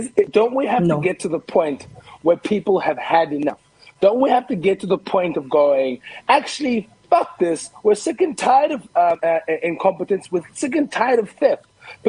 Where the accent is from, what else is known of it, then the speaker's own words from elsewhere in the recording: Cape Town, Western Cape, South Africa; I grew up in Kukuletu Lange, which is a township, and then when we were allowed, we moved into a white area.